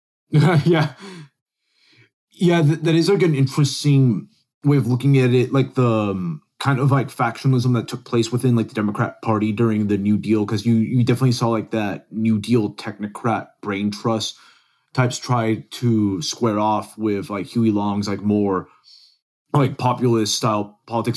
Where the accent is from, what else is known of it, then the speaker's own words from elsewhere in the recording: Dallas, Texas, United States; also born or lived in Venezuela / Silver Spring, Maryland; I grew up in North Dallas